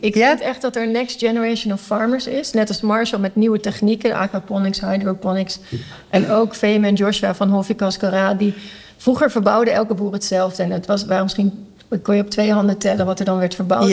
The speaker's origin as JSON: {"language": "Dutch", "country": "Netherlands", "tie": "born or raised there", "moved": "as an adult", "lives_now": "Curaçao", "said": "ik ben in Nederland opgegroeid"}